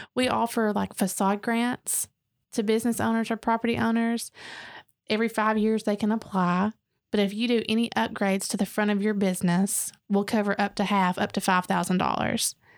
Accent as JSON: {"language": "English", "town": "Dalton", "region": "Georgia", "country": "United States", "tie": "born or raised there", "moved": "yes", "said": "now we come back and we're like, \"This is great.\""}